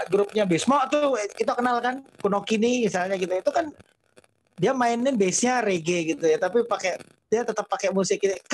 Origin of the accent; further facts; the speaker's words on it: North Sumatra, Indonesia; saya tinggal di, di di di Sumatera cukup lama, gede di Sumatera uh, dan terpapar banget dengan dengan kesenian itu kesenian uh, Melayu Delhi.